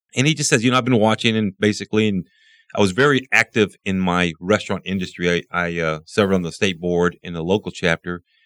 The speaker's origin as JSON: {"language": "English", "town": "Midland", "region": "Texas", "country": "United States", "tie": "born or raised there", "said": "I was born and raised here in Midland"}